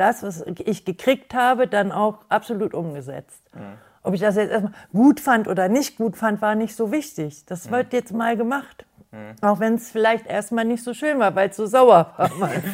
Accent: Garbsen, Lower Saxony, Germany; komme aus Hannover-Garbsen

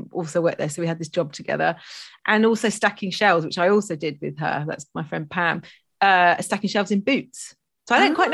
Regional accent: Stroud, South West England, United Kingdom; I grew up in Gloucestershire in Stroud.

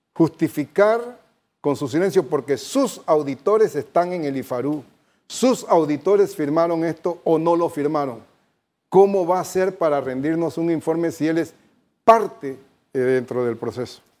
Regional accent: Panama; como panameños

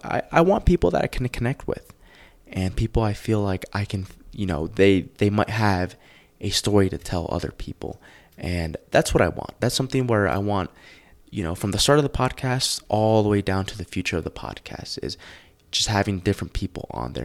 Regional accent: New Jersey, United States; moved away as an adult; also born or lived in Los Angeles, California / Tucson, Arizona; now in Colorado Springs, United States; I grew up in New Jersey.

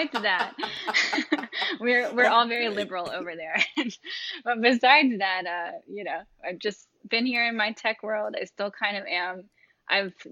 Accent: North Carolina, United States; moved away; I grew up in North Carolina

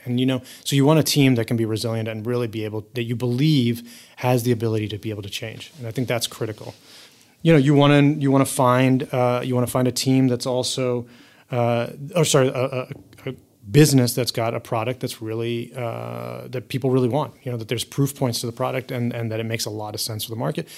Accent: United States; I've grown up most of my life in the U.S.

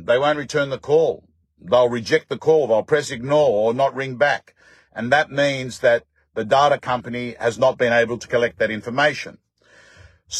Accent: Australia; I'm an Aussie

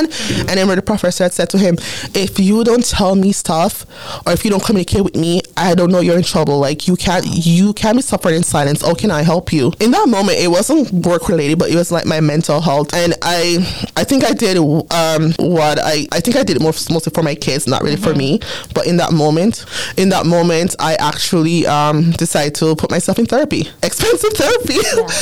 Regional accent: Jamaica; accent: Jamaican; now in Canada; I've been here for 22 years, but my Jamaican accent sometimes comes out.

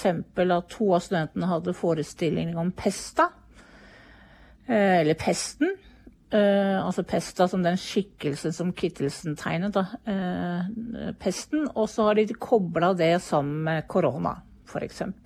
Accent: Hvaler, Østfold, Norway; moved away; jeg kommer fra Hvaler

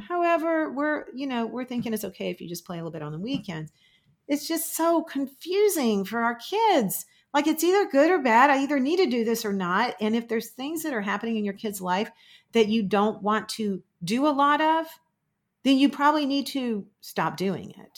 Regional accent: Florida, United States; I'm from Florida

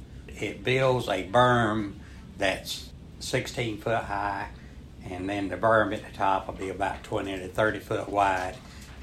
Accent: Surf City, North Carolina, United States; From Surf City.

